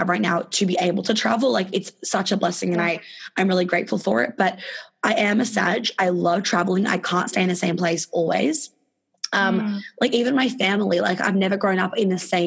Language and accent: English; Australia; accent: Australian; moved away